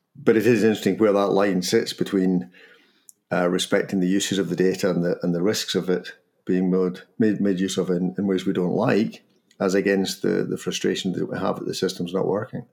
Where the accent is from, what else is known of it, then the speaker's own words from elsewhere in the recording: Scotland, United Kingdom; accent: Scottish; my Scottish accent